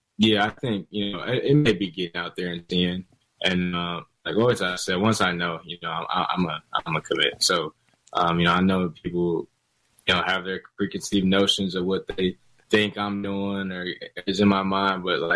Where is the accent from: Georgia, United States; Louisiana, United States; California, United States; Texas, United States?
Georgia, United States; also born or lived in North Carolina; now in Charlotte, United States; I still claim that I'm from Georgia